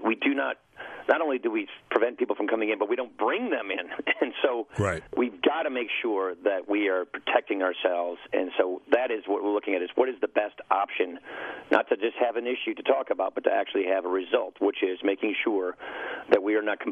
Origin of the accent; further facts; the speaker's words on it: Wisconsin, United States; I'm from Wisconsin